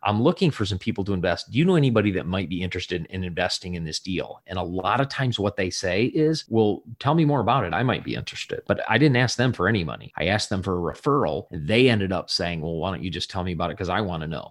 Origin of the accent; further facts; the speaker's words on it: Southwest Michigan, United States; I grew up in Michigan, a little ta, uh, small town of three thousand people in Southwest Michigan